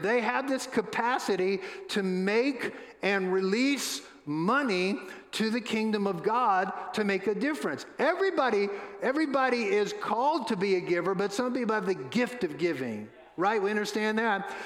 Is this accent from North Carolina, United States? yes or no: no; New Orleans, Louisiana, United States; I was born and raised in New Orleans